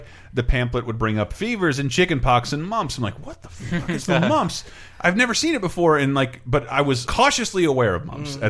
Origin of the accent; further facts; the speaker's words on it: Tallahassee, Florida, United States; I grew up in Tallahassee, Florida, near the University FAMU